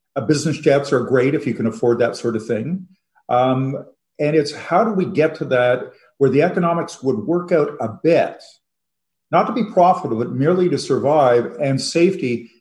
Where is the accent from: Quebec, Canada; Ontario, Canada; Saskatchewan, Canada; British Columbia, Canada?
Ontario, Canada; Toronto; moved away as an adult; now in Montreal, Canada; I grew up in Toronto, lived in Montreal now for 20 years